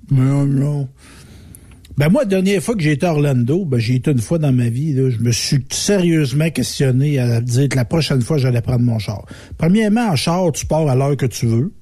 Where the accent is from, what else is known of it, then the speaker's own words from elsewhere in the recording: Saint-Nord, Quebec, Canada; je viens de Saint-Nord